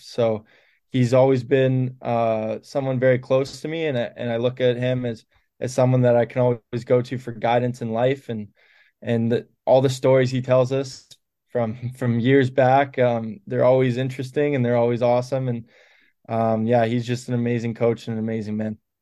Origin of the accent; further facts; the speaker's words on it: Canada; as Canadian kids